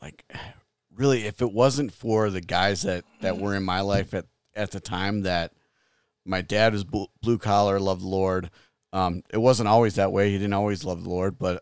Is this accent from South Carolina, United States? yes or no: no; Wheaton, Illinois, United States; I grew up in Wheaton